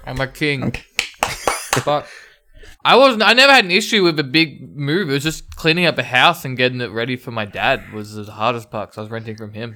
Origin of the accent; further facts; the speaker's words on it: Ringwood, Victoria, Australia; I grew up in Ringwood.